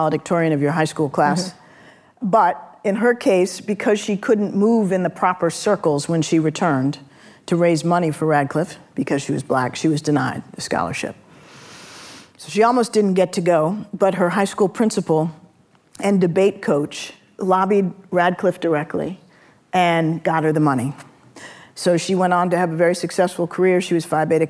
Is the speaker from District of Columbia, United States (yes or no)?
yes; Washington, District of Columbia, United States; I was born and raised here in Washington, D.C. This is my home